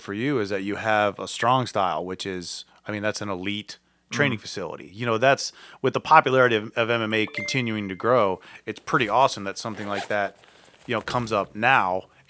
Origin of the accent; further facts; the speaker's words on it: Ireland; Because I'm an Irish woman.